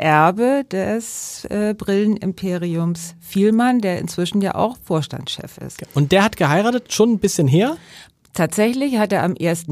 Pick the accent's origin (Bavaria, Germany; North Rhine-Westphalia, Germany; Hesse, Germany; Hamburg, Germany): Hamburg, Germany; ich kann nur als Hamburger sagen